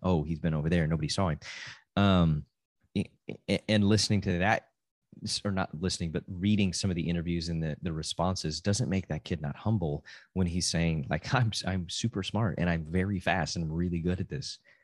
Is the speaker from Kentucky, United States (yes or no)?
no; Amarillo, Texas, United States; I'm from Amarillo, Texas